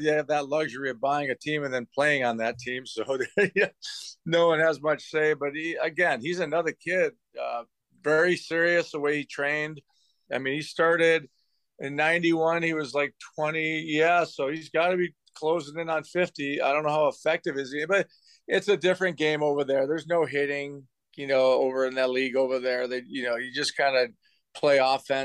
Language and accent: English; Chicago, Illinois, United States; also born or lived in Evergreen Park; Chicago, my hometown